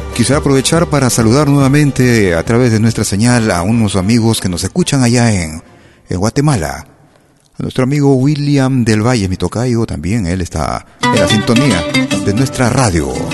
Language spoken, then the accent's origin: Spanish; Peru; now in Lausanne, Switzerland; mis hermanos peruanos